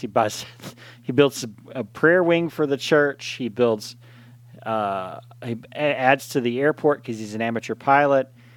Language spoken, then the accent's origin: English; East Texas, United States; growing up in East Texas